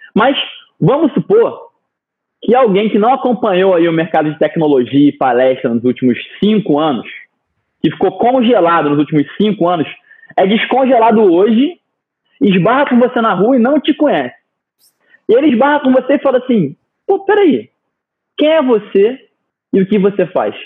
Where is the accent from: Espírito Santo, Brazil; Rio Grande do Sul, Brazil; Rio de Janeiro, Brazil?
Rio de Janeiro, Brazil; eu me considero um carioca da gema. Nascido e crescido no Rio